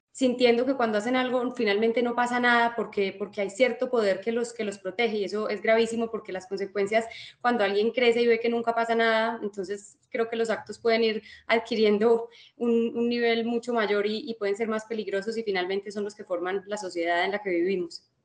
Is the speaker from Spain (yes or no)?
no; Colombia; nosotros como colombianos